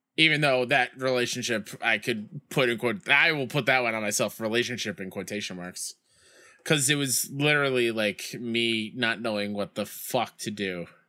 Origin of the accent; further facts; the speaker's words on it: New York, United States; my hometown Mets